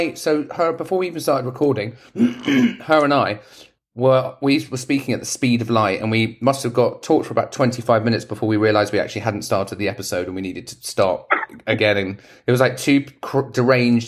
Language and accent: English; England, United Kingdom; I'm English